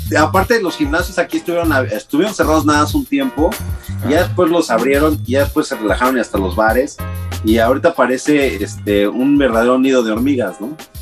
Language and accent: Spanish; Mexico City, Mexico; moved away as an adult; now in United States; vengo de la Ciudad de México, donde la cábula está todo lo